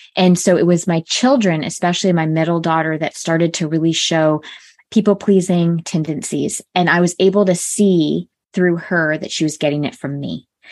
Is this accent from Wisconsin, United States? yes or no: no; Connecticut, United States; I grew up in a small town in Connecticut, so predominantly White Town.